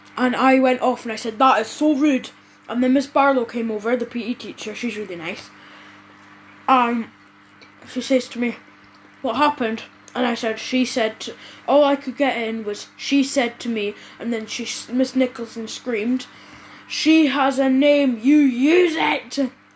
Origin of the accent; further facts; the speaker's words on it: Scotland, United Kingdom; We're from Scotland